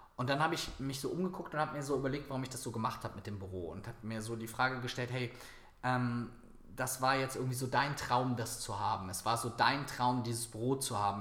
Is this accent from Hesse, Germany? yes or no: no; Viersen, North Rhine-Westphalia, Germany; nach Viersen in meine Heimatstadt gefahren